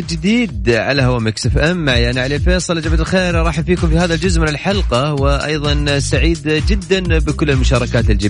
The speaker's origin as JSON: {"language": "Arabic", "region": "Asir", "country": "Saudi Arabia", "moved": "yes", "lives_now": "Jeddah, Saudi Arabia", "said": "انا عسيري ايوه"}